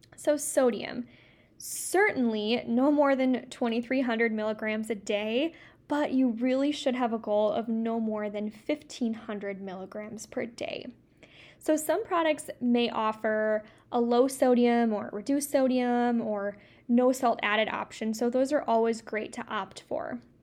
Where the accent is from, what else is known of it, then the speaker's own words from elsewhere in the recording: Midwest, United States; I'm from the Midwest, so I say pop